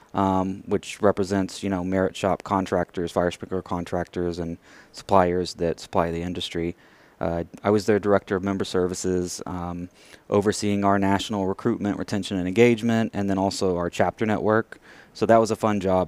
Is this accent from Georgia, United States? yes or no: no; Merkel, Texas, United States; now in Houston, United States; I grew up in the Abilene area